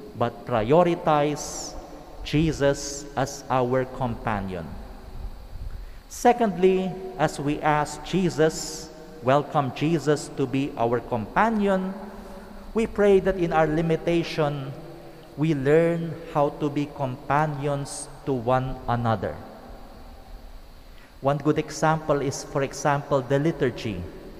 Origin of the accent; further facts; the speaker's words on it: Ilocos Region, Philippines; I come from Pangasinan